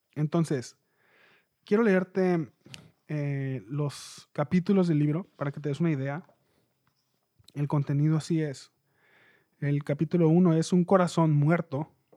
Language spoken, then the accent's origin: Spanish; Mexicali, Baja California, Mexico; yo soy de Mexicali, México